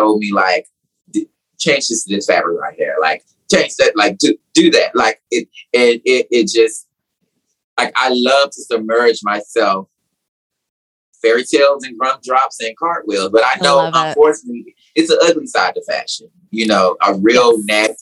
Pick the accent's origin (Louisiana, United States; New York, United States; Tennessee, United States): Tennessee, United States; Nashville; moved away as an adult; also born or lived in South Carolina; now in Atlanta, United States; I'm from Tennessee